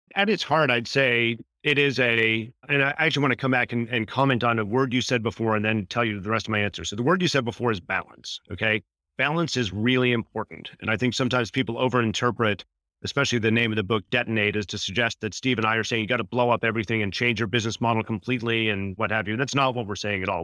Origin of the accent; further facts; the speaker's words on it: Canada; fellow Canadian